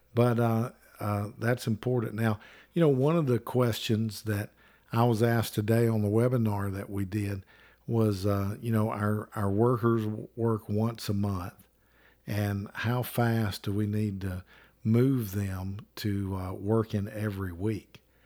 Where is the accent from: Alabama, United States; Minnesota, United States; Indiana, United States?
Alabama, United States; I'm from Alabama.